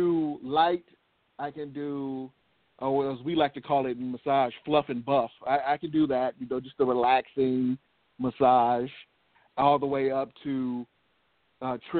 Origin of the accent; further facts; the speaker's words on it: Oakland, California, United States; I was always an athlete growing up in Oakland